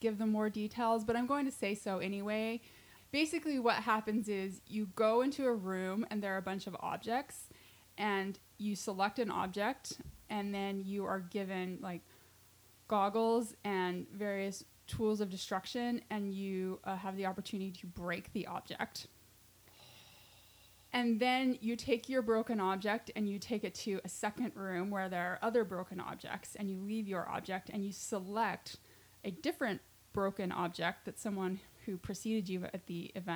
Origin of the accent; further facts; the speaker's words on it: Utah, United States; We're both from Utah